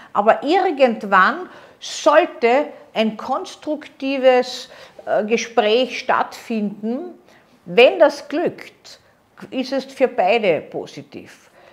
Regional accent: Austria; bei uns in Österreich

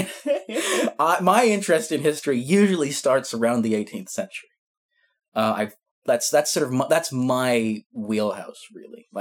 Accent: Scotland, United Kingdom; I'm Scottish

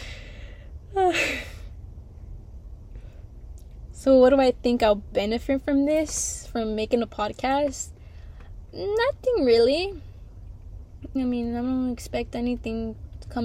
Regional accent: Houston, Texas, United States; I'm from Houston, Texas, on the north side.

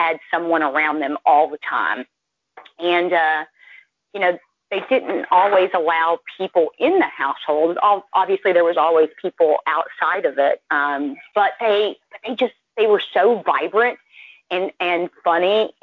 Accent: Dallas, Texas, United States; moved away as an adult; now in North Carolina, United States; I'm from the Dallas area

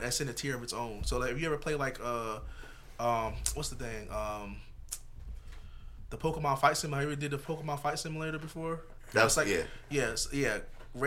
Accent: New York City, New York, United States; I grew up in Harlem

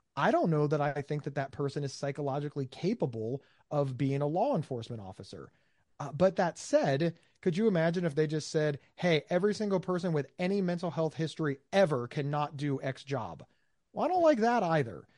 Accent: United States; I'm from America

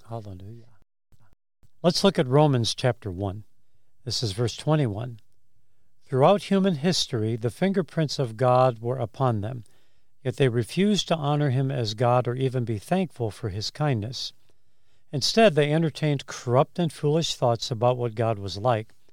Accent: Chicago, Illinois, United States; I grew up in Chicago

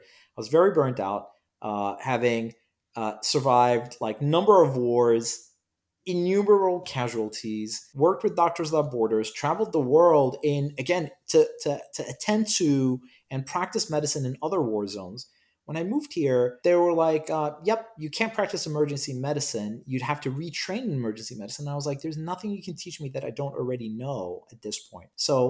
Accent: Cyprus; English is a second language; also born or lived in Iraq / United Kingdom; I was born in Iraq and I left Iraq and traveled the world with my parents. Sadly, I don't remember many of the places I visited, but my parents claim that I've been around the world, so I have to believe them. I grew up, ultimately, I attended school in Cyprus and in the United Kingdom

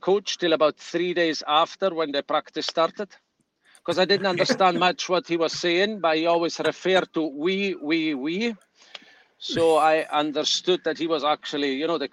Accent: Merano, Trentino-Alto Adige, Italy; moved away as an adult; now in Dundee, United Kingdom; I played there in Merano, so in my hometown

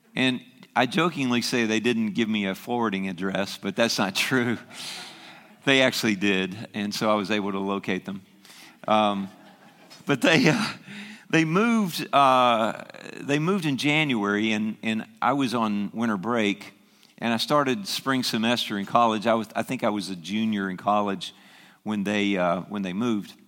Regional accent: the South, United States; moved away; I grew up in the South

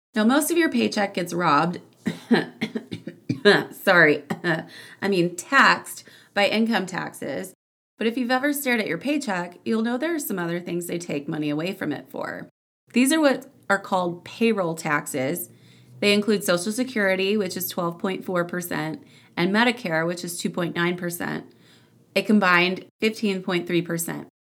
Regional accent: Houston, Texas, United States; moved away; growing up in the Houston area

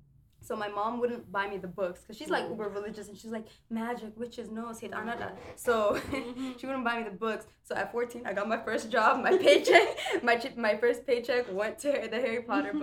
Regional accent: Ethiopia; moved away; also born or lived in Ohio; I'm also chemical engineering. I'm from Ohio, but I was raised in Ethiopia.

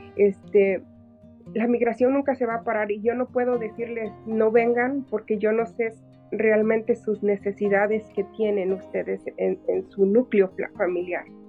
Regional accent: Oaxaca, Mexico; now in Los Angeles, United States; mi cultura oaxaqueña

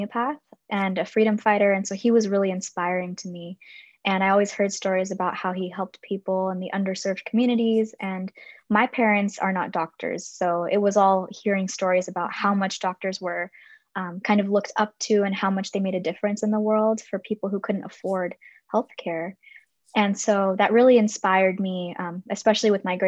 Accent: Palos Verdes, California, United States; I grew up in Palos Verdes, which is a small little town in Southern California

